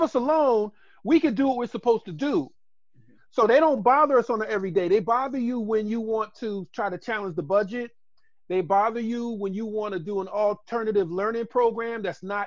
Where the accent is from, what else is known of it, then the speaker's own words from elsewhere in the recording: Boston, Massachusetts, United States; moved away as an adult; now in Baltimore, United States; Originally, I'm from Boston, and I was a transplant here, came through Morgan